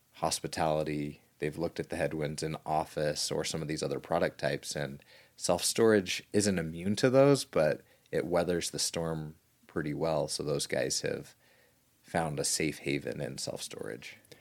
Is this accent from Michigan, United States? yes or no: no; Southern Utah, United States; little kid growing up in Southern Utah